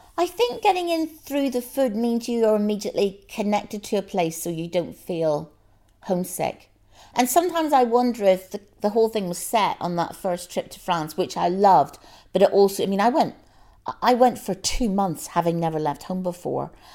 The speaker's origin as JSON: {"language": "English", "country": "Ireland", "moved": "yes", "lives_now": "London, United Kingdom", "said": "I'm Irish and I feel very Irish, but I wouldn't go back and live there again"}